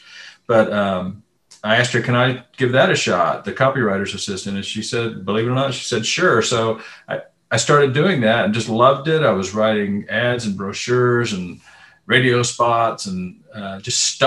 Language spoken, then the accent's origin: English; Austin, Texas, United States; I was born and raised here in Austin. I live just outside Austin now